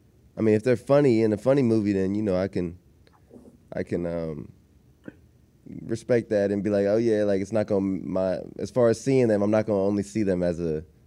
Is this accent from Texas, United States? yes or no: yes; Austin, Texas, United States; I'm from Austin, Texas